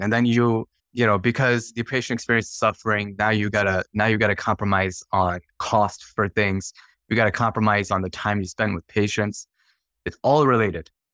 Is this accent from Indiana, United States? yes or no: no; Chicagoland, Illinois, United States; I grew up in Chicagoland. Chicago land area, about forty minutes to the west of the city of Chicago